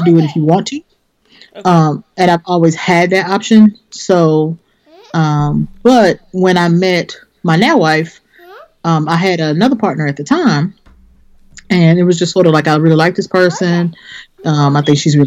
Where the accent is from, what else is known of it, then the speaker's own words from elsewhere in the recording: Memphis, Tennessee, United States; moved away; I'm originally from Memphis and that's where I used to live